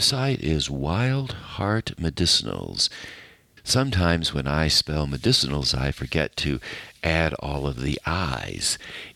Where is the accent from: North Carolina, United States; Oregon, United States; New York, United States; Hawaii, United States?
North Carolina, United States; Western; growing up in Western North Carolina